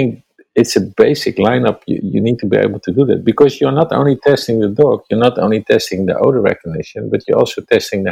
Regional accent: Netherlands; English is a second language; I'm from Holland, and English is not my native language

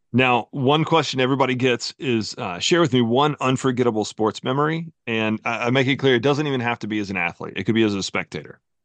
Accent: North Carolina, United States; moved away as an adult; also born or lived in Knoxville, Tennessee; I lived most of my life in North Carolina

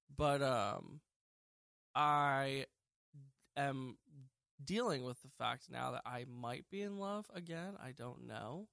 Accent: Lancaster, Pennsylvania, United States; I was born in Lancaster, Pennsylvania, uh, March twenty-eighth, nineteen ninety-four, and I still live here. I lived here my whole life.

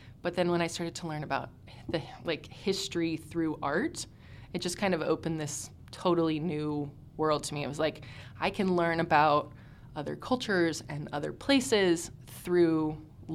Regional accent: Houston, Texas, United States; I'm from Houston, Texas, born and raised

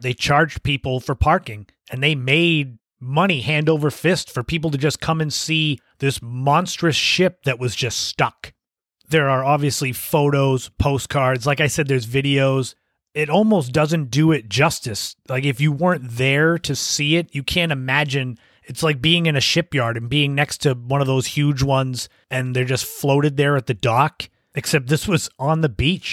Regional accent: Cape Cod, Massachusetts, United States; growing up on the Cape, obviously, I spent lots of time at the beaches

